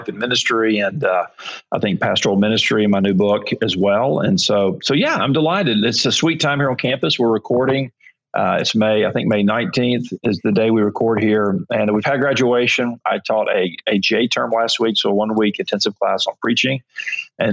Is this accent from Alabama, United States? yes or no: yes; Mobile, Alabama, United States; I'm from Mobile, Alabama, and on the Gulf Coast